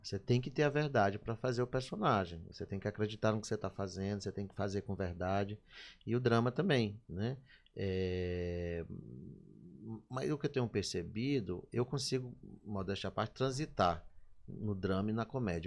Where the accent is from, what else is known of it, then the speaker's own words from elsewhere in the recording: Maranhão, Brazil; eu sou muito apaixonado pelo Maranhão